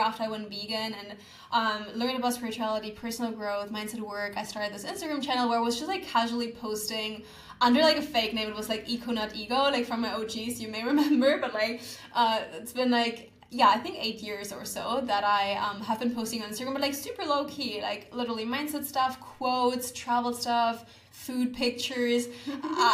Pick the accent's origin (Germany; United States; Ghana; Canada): Germany; moved away as an adult; now in Bali, Indonesia; I need to get out of Germany. Like, I don't feel connected to my home country.